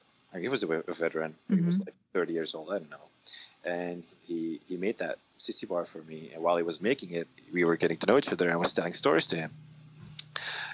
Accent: Belgium; moved away as an adult; also born or lived in San Diego; from Belgium

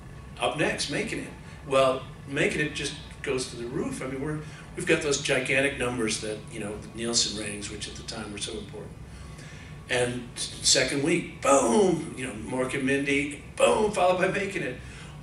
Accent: Passaic, New Jersey, United States; growing up in Passaic, New Jersey, you know, trying to make it in college, and living at home, and going to the discos

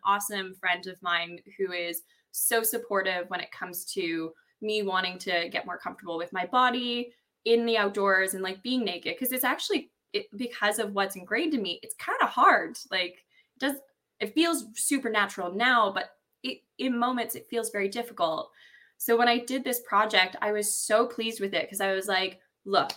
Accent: Ontario, Canada; I grew up in Ontario, farmland Ontario, in the woods

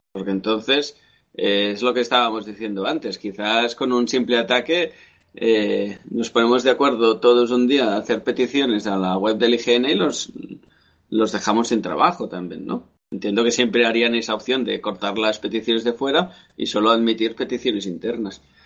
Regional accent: Spain; also born or lived in Catalonia; como español que somos

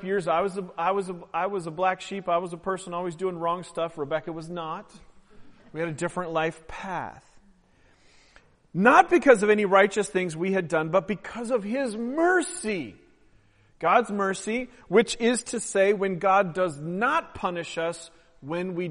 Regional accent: Oregon, United States; I'm from Oregon

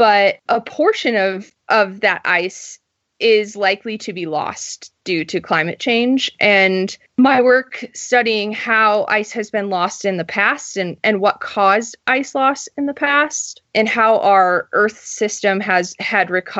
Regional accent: Indiana, United States; I grew up in Indiana

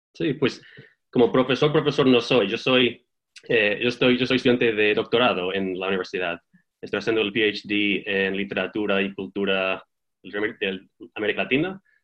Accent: Texas, United States; moved away as an adult; now in Bloomington, United States; yo soy de Texas, em, pero llevo aquí en Bloomington cinco años

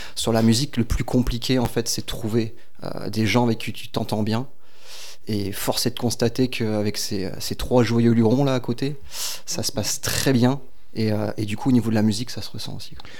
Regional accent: Guingamp, Brittany, France; moved away as an adult; now in Bordeaux, France; je suis breton. je viens de, de Guingamp

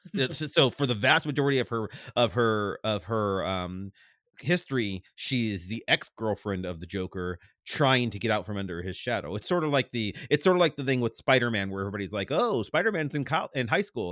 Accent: Cleveland, Ohio, United States; moved away as an adult; now in Pittsburgh, United States; I grew up in Cleveland.

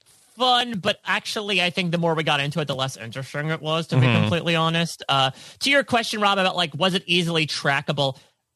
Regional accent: Connecticut, United States; I'm from Connecticut.

